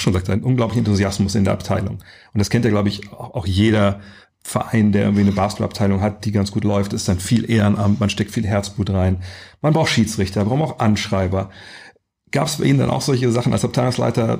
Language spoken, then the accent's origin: German; Lower Saxony, Germany; ich komme aus Niedersachsen